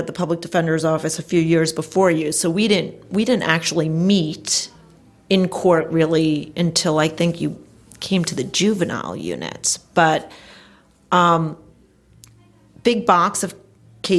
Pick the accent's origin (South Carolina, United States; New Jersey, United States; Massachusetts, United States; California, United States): New Jersey, United States; Passaic County; also born or lived in Cherry Hill area, New Jersey; I grew up in North Jersey in Passaic County.